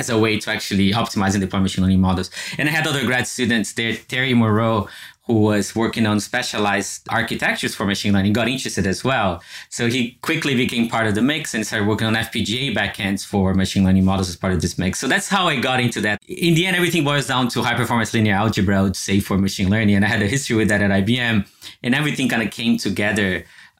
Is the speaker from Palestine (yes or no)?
no; Brazil; moved away as an adult; also born or lived in Champaign-Urbana, Illinois; now in United States; I grew up in Brazil